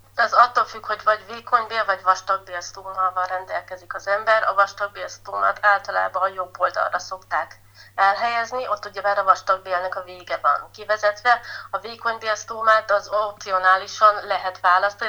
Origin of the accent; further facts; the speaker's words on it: Bükkszentkereszt, Borsod-Abaúj-Zemplén, Hungary; ide születtem, itt nőhetek fel, egy gyönyörű helyen